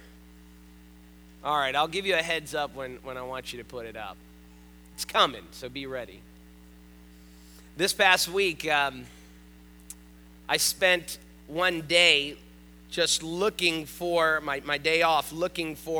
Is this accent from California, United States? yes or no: no; North Miami, Florida, United States; I grew up in North Miami